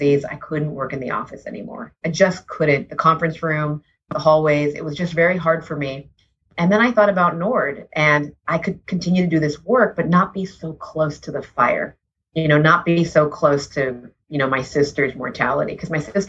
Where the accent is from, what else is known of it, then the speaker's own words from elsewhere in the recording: Southern California, United States; I was born and raised in Southern California